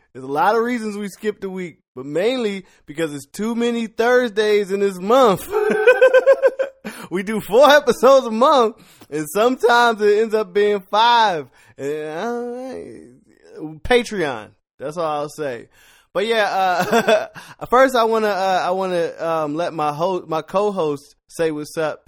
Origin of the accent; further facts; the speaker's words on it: Philadelphia, Pennsylvania, United States; moved away; I'm from Philly.